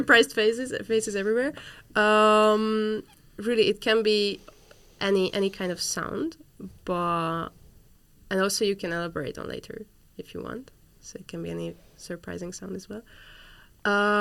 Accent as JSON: {"language": "English", "country": "Hungary", "moved": "yes", "lives_now": "Netherlands", "said": "I'm from Hungary"}